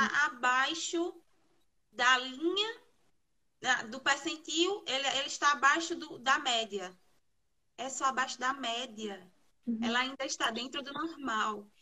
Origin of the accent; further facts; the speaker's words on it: Garanhuns, Pernambuco, Brazil; sou de Garanhuns, Pernambuco.